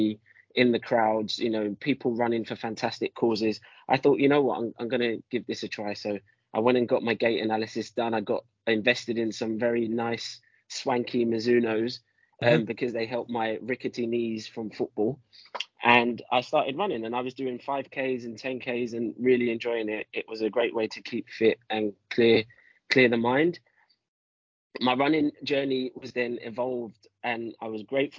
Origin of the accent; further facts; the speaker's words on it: London, United Kingdom; I'm from London, so I'm a city boy.